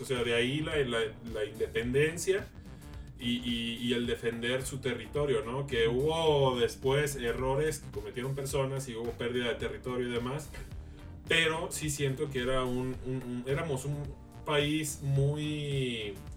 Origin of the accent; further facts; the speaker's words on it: Mexico; nuestro país